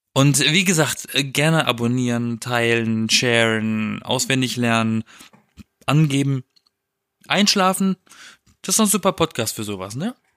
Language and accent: German; Europa-Park area, Baden-Württemberg, Germany; moved away; ich war im Europapark, das ist der geilste Park der Welt, in meiner Heimat